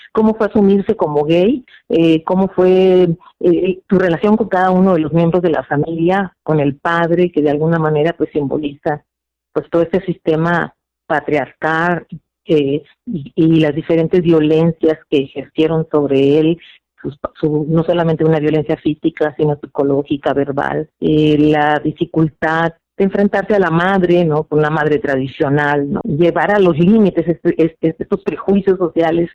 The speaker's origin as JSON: {"language": "Spanish", "region": "Sinaloa", "country": "Mexico", "tie": "born or raised there", "moved": "yes", "lives_now": "Nicaragua", "said": "yo soy de, originaria de Sinaloa"}